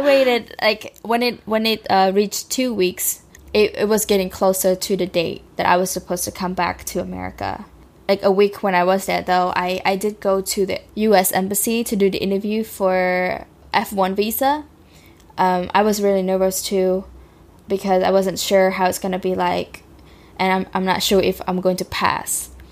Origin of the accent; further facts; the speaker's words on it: Cambodia; now in United States; I grew up in Cambodia